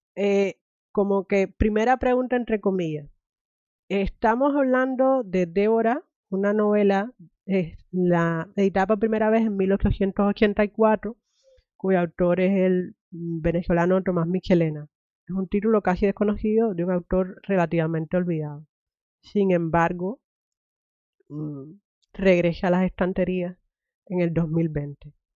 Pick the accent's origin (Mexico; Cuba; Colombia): Cuba; now in United States; me crié en Cuba